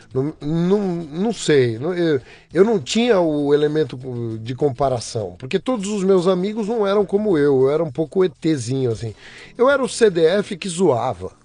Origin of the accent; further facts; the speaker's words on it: São Paulo, Brazil; Eu nasci em São Paulo, sou paulistano, nasci no, no Hospital São José do Brás, crescido na zona leste de São Paulo